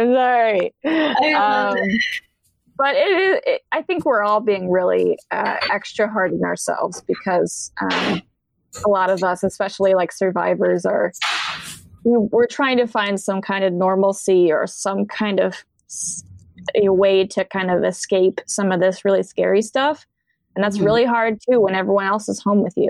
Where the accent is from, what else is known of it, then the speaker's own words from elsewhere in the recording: Colorado, United States; moved away; I'm from Colorado